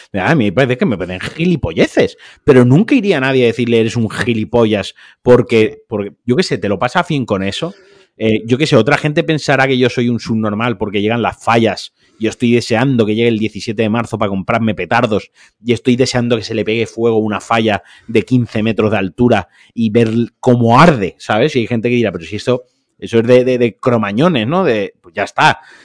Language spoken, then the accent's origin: Spanish; Valencian Community, Spain; yo como valenciano